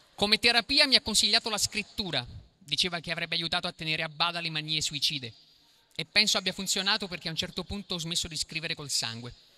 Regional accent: Acerra, Campania, Italy; vengo da Cerra, che si trova a pochi rifiuti tossici da Napoli

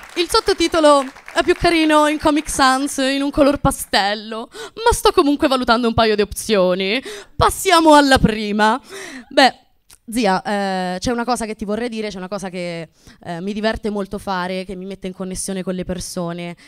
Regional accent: Abruzzo, Italy; moved away; vengo dall'Abruzzo

